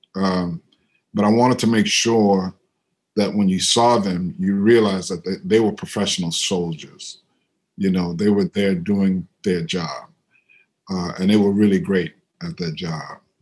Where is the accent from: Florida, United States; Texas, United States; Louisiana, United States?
Louisiana, United States; New Orleans; moved away; also born or lived in Brooklyn, New York; I'm from New Orleans, but I lived in Brooklyn for a long time